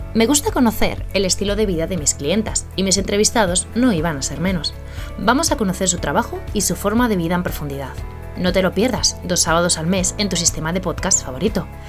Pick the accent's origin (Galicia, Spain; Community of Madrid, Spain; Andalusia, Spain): Community of Madrid, Spain; Madrid; yo que soy de Madrid